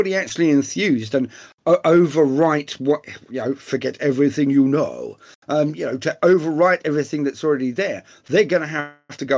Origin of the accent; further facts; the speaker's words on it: England, United Kingdom; being English